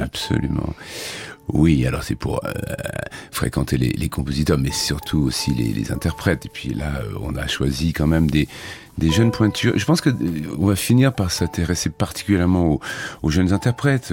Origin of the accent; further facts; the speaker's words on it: Clairefontaine-en-Yvelines, Île-de-France, France; j'ai été élevé en grande partie dans un village qui s'appelle Clairefontaine en Yvelines